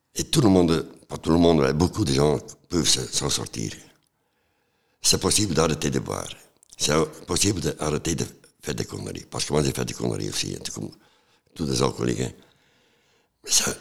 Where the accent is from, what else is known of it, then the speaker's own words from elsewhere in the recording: Flanders, Belgium; moved away; also born or lived in Antwerp / Ghent; Je viens de Flandre, de Coudray